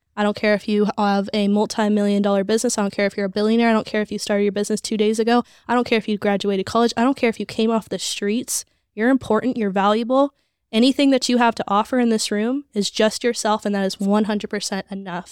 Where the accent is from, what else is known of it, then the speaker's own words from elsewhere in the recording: Las Vegas, Nevada, United States; I grew up in Vegas.